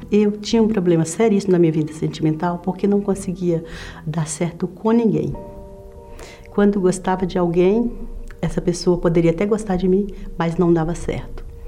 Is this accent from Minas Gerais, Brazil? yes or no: yes; Minas Gerais, Brazil; moved away as an adult; also born or lived in São Paulo; Eu nasci em Minas Gerais, sou de Minas Gerais e desde criança que já venho